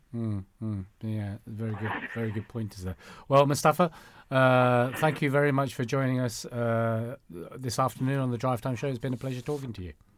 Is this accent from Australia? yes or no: no; United Kingdom; first language Cantonese; English is a second language; my mother tongue is Cantonese. Mm. And it's not because you know, I grew up in this country